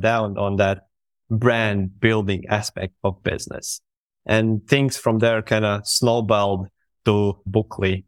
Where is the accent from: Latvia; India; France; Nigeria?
Latvia; I am from Latvia